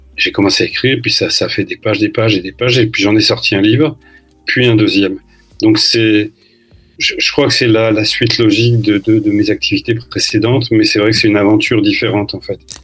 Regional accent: Lille, Hauts-de-France, France; now in Brazzaville, Republic of the Congo; je suis né à Lille, j'y ai vécu euh, un certain temps avant de bouger en France et puis à l'étranger.

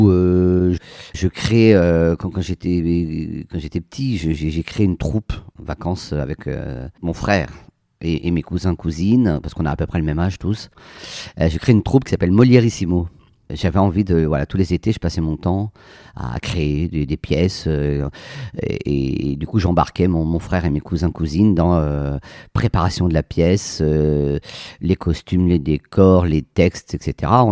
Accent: Poitiers, Nouvelle-Aquitaine, France; also born or lived in Amiens / Béthune / Versailles; Alors, je, moi, je suis né à Amiens. Ensuite, j'habite Béthune, euh, Poitiers, Versailles. Voilà, on a pas mal déménagé pour le, pour le boulot de mon père.

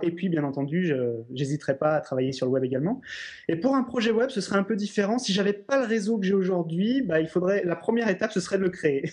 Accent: Lyon, Auvergne-Rhône-Alpes, France; je suis lyonnais d'origine

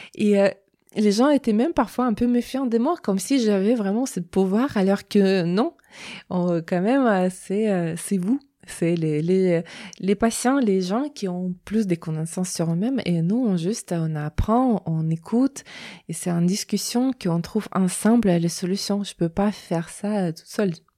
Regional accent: Russia; French is a second language; moved away as an adult; now in France; je viens de Russie, du coup, j'ai un diplôme là-bas.

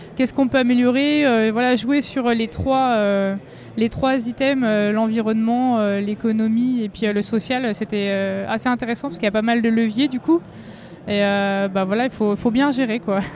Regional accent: Vosges, Grand Est, France; je viens des Vosges.

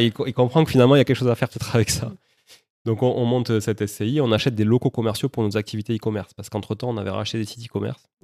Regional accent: Toulouse, Occitania, France; also born or lived in Montreal, Canada; je suis né à Toulouse, ça s'entend peut-être un peu

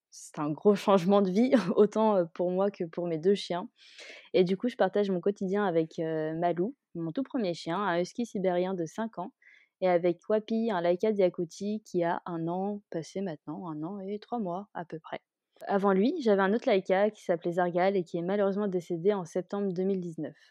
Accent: Kuala Lumpur, Malaysia; J'ai passé mon enfance à Kuala Lumpur en Malaisie, donc on va dire que c'est pas vraiment le même type d'animaux que ceux qu'on a en France, quoi.

